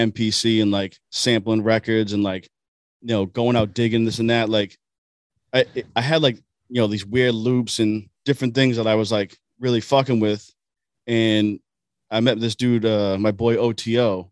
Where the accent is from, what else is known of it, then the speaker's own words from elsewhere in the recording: Boston, Massachusetts, United States; I'm from East Boston originally.